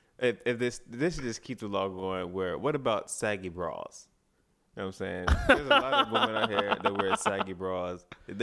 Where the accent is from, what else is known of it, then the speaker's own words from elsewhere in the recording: White Plains, New York, United States; I'm from White Plains, New York.